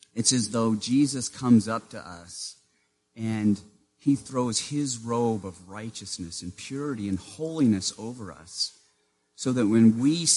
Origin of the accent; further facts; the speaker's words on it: Maine, United States; born or raised there